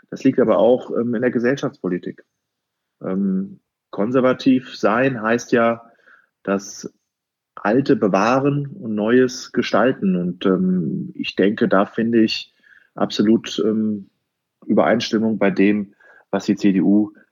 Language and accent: German; Wallau, Hesse, Germany; born there; ich glaube, ich kann sagen, ich bin ein echter Hofheimer. Ich bin gebürtiger Wallauer.